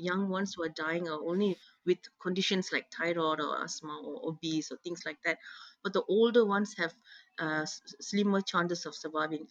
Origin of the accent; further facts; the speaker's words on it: Malaysia; as a Malaysian